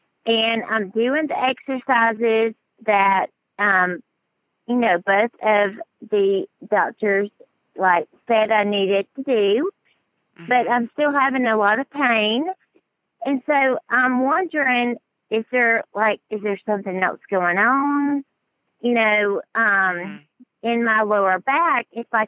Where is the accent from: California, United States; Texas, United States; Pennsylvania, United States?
Texas, United States; Dallas; accent: southern; I'm from Dallas, Texas.